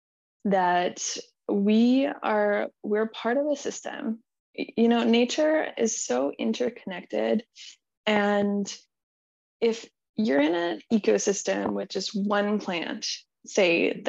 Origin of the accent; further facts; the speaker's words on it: Manitoba, Canada; I grew up in Manitoba, in Canada, and I grew up in a very conservative Christian community